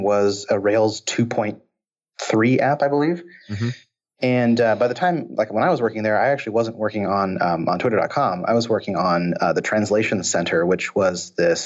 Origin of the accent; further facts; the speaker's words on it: Seattle, Washington, United States; I grew up in Seattle, so it was all Microsoft